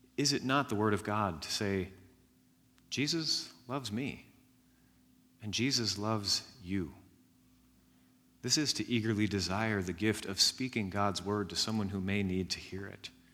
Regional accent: Jasper County, Indiana, United States; I grew up in Jasper County, Indiana

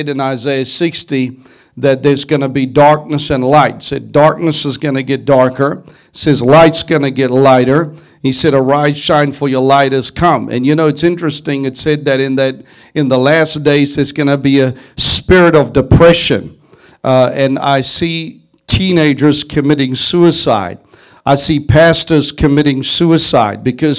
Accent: South Africa; Now, I come from South Africa, and as you know, a year ago, the Lord spoke to me about what was coming.

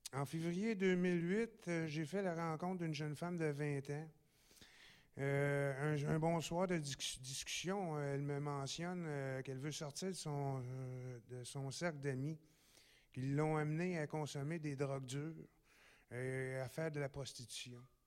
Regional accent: Gatineau, Quebec, Canada; Je suis natif aussi de Gatineau

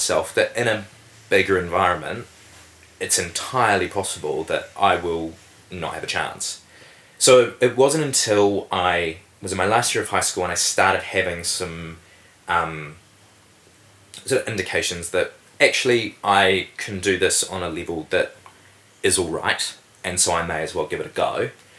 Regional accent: Invercargill, Southland, New Zealand; because I grew up in Invercargill and I had lots of fantastic opportunities there, particularly with acting

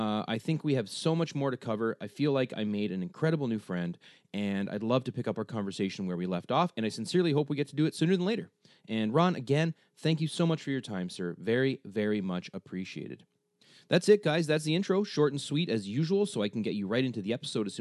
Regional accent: Canada; also born or lived in Cambridge, Ontario; us both being Canadian

